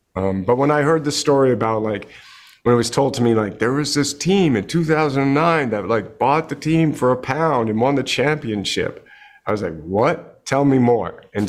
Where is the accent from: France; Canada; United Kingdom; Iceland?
Canada; I grew up in Canada